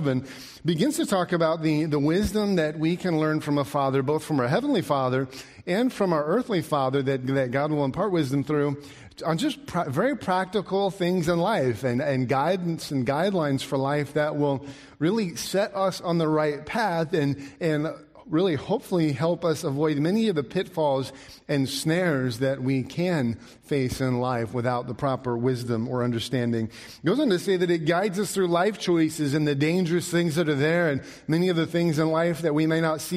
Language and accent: English; Alaska, United States; I grew up in Alaska